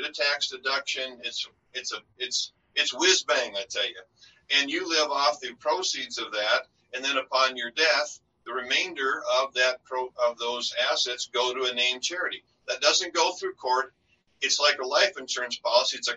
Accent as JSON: {"language": "English", "region": "North Dakota", "country": "United States", "moved": "yes", "said": "I'm originally from North Dakota"}